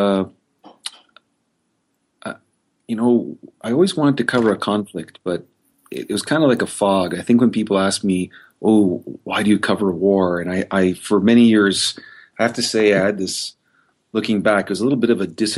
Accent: Canada; as a Canadian

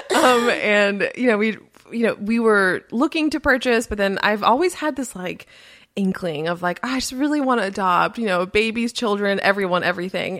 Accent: Miami, Florida, United States; first language Spanish; English is a second language; I grew up in Miami, Florida. My parents immigrated from Colombia in South America, and, uh, my first language is Spanish

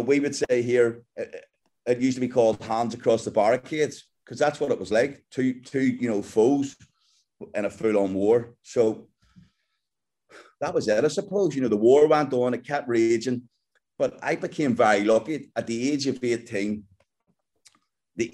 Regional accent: Belfast, Northern Ireland, United Kingdom; I'm just a kid from Belfast in Northern Ireland. And we grew up, you know, me and my brother and sister in a house full

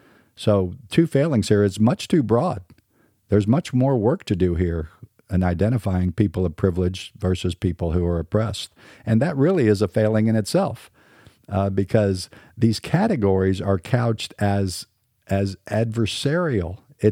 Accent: Southern United States, United States; accent: standard American; I'm a Southern boy, but I probably speak more like a standard American.

